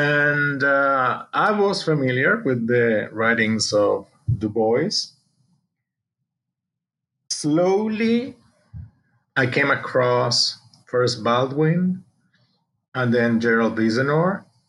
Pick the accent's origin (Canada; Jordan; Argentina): Argentina; I was born in Argentina, South America, and of a family of European descent. My father was Spanish. My mother is Argentine, but she's a descendant of Italian immigrants. And grew up there, basically did my studies there